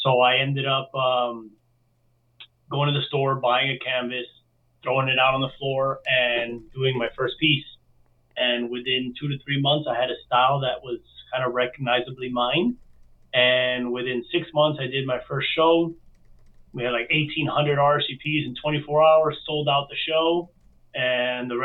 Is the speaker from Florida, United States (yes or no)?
yes; Miami, Florida, United States; I was born and raised in Miami. My family's from Cuba and Spain.